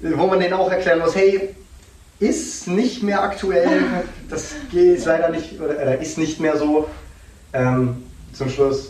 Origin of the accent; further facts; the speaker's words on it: Dresden, Saxony, Germany; also born or lived in North Carolina, United States; ich komme aus Dresden